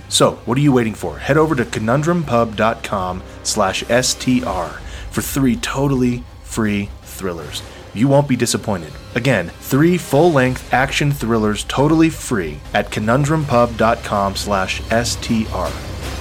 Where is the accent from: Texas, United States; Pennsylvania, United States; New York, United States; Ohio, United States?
Texas, United States; I'm from Texas. I went to Texas State University